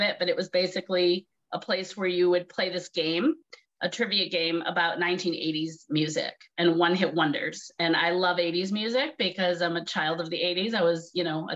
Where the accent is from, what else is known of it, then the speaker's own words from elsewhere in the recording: Massachusetts, United States; moved away as an adult; also born or lived in New York City; I'm from Massachusetts, but I went to New York City to go to college for acting